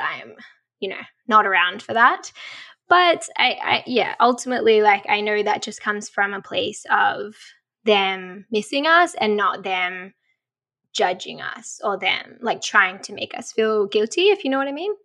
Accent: Australia; accent: Australian; moved away as an adult; also born or lived in Colorado, United States; now in Seattle, United States; growing up in Australia

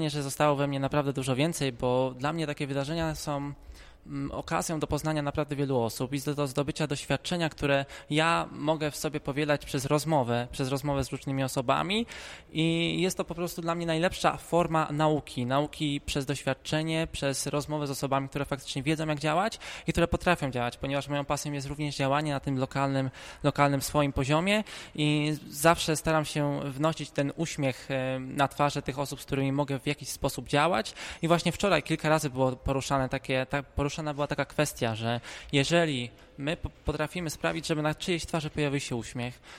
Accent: Łódź Voivodeship, Poland; stricte nie jestem z Warszawy, bo jestem z województwa łódzkiego

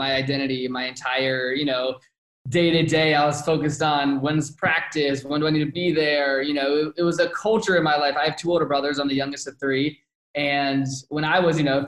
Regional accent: outside of Richmond, Virginia, United States; moved away as an adult; also born or lived in Phoenix, Arizona; now in Scottsdale, United States; I'm born and raised outside of Richmond

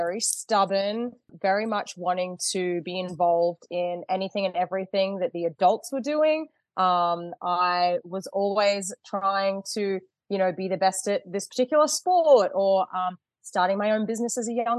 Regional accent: Australia; moved away as an adult; now in Michigan, United States; Living back in Australia, obviously you can tell I'm Australian.

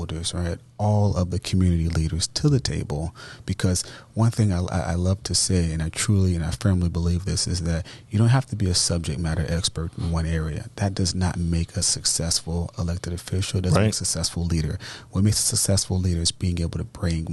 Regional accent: Tampa, Florida, United States; I grew up in East Tampa

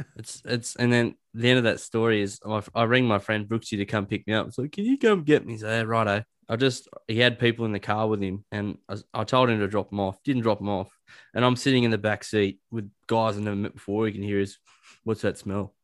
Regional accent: Dubbo, New South Wales, Australia; I was born in Dubbo

